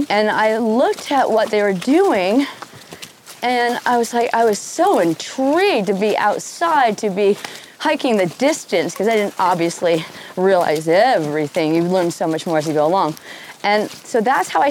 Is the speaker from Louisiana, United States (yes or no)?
no; Western Massachusetts, United States; I grew up in Western Massachusetts, and my parents were avid hikers.